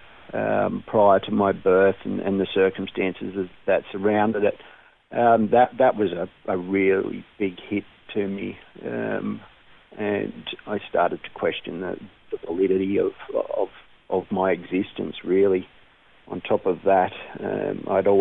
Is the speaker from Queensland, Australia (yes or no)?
yes; Brisbane, Queensland, Australia; I was born in Brisbane.